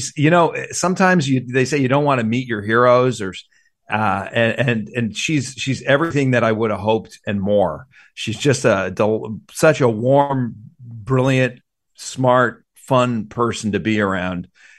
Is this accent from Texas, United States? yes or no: no; New York, United States; moved away; New York is my hometown.